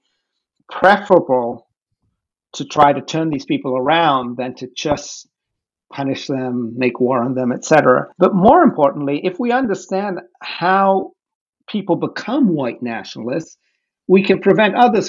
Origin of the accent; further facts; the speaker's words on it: The Hague, South Holland, Netherlands; moved away; I grew up in The Hague in Holland